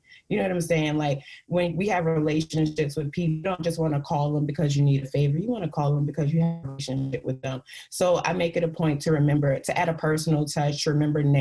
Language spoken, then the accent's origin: English; New York City, New York, United States; now in DMV area, United States; growing up in the Bronx